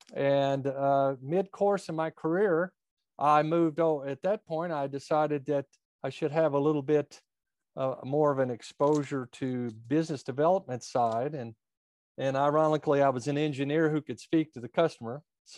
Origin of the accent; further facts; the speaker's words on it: United States; So I was born and raised quite a bit north of here, right at the edge of Kentucky